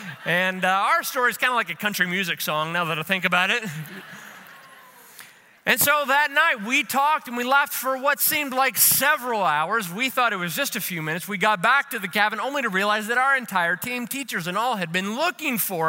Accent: Louisville, Kentucky, United States; Savannah and I grew up together in Louisville, Kentucky.

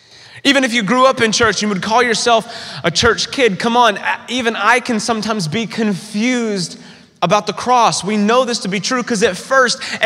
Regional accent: the South, United States; moved away; I grew up in church in the South

